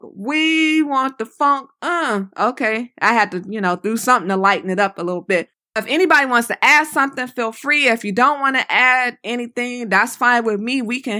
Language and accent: English; Los Angeles, California, United States; I'm like, no, I'm from Los Angeles.